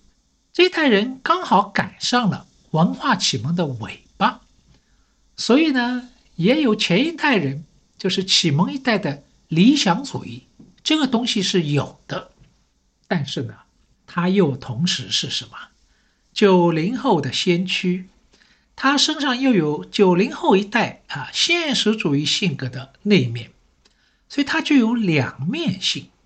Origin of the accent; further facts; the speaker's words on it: Shanghai, China; 因为呢，我是上海人，所以呢，对城市这一块呢，好像也特别有感觉。